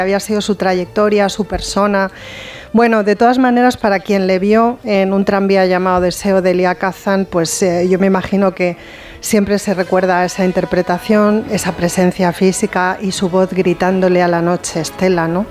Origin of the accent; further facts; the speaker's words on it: Castilla-La Mancha, Spain; moved away; el carnaval se, se, celebra muchísimo en mi pueblo